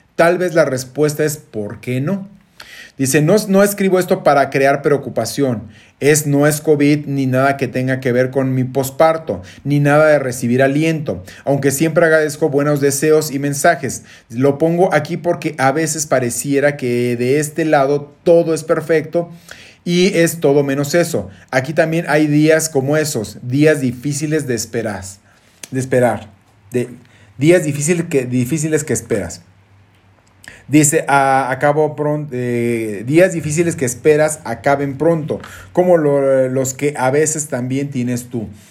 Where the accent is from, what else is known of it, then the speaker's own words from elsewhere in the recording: Guadalajara, Jalisco, Mexico; moved away; Yo que soy originario de Guadalajara